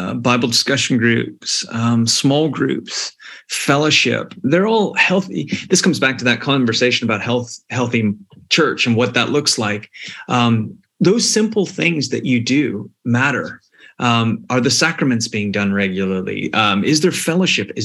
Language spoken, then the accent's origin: English; United States; moved away as an adult; also born or lived in Malta; now in Scotland, United Kingdom; when you're coming to Scotland as an American